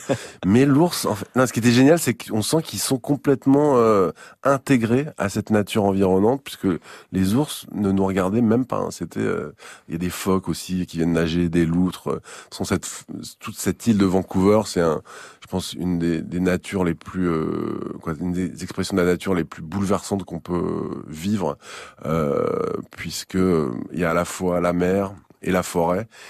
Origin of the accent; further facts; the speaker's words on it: Saint-Malo, Brittany, France; je suis né à Saint-Malo, euh, au pied des remparts, au bord de la mer. J'ai été bercé toute mon enfance